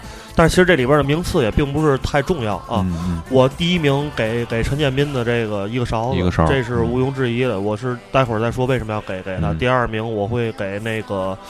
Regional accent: Tianjin, China; 作为一个天津人

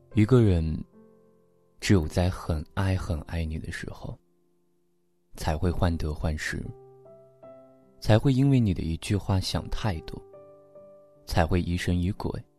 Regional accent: Chuzhou, Anhui, China; 我是安徽滁州的

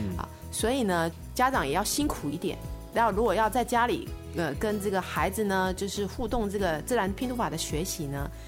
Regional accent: Taiwan; accent: Taiwanese; 我是周杰伦的老乡，也是林志玲的老乡

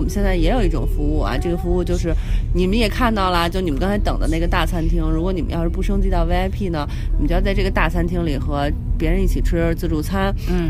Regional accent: China; 作为中国人的骄傲

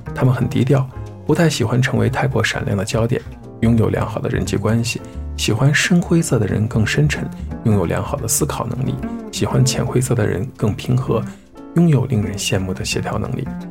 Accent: Xi'an, Shaanxi, China; 作为一名西安人

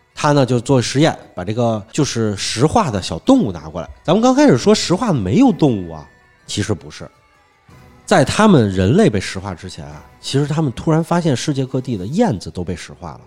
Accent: Hunan, China; 咱们湖湘文化似的，是耕读，我一边耕种一边读书这种

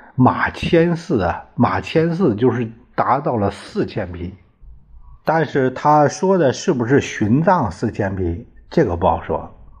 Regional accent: Puyang, Henan, China; 我老家呀是濮阳市人

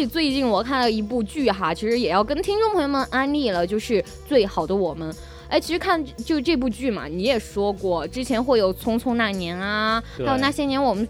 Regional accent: China; 呃，我不是作为中国人，还有这种亚洲人来讲的话，喜欢肌肉男的不是很多

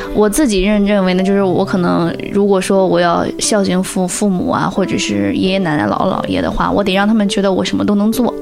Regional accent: Jiaodong, Shandong, China; 我是胶东人

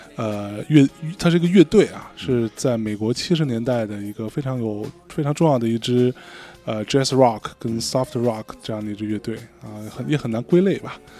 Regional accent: Hong Kong; 你觉得我作为香港人，我都没有那么熟。

